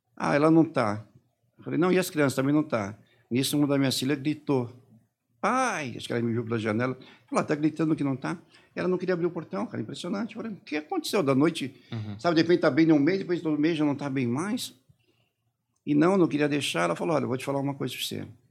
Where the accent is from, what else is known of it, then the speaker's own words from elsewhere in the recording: São Paulo, Brazil; Comecei a fazer aqui em São Paulo, eu sou de São Paulo